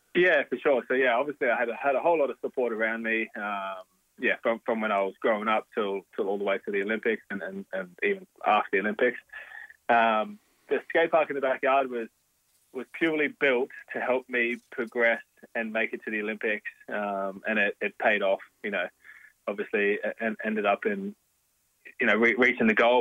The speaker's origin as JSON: {"language": "English", "town": "Logan", "region": "Queensland", "country": "Australia", "tie": "born or raised there", "said": "I was born in Logan Hospital. I was I lived in Logan City for the first 23 years of my life"}